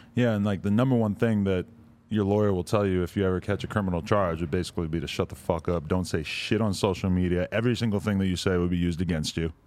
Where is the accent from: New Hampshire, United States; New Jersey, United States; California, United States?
New Hampshire, United States; Nashua; I grew up in Nashua, New Hampshire, about forty-five minutes outside of Boston